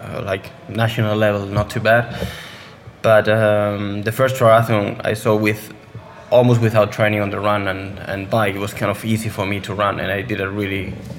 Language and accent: English; northwest Spain, Spain; English is a second language; I grew up like 100K from there, in another small town.